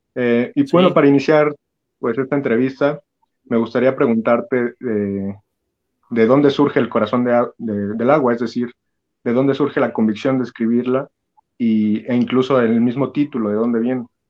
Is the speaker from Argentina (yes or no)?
no; Mexico; yo como, como chilango diagonal mexiquense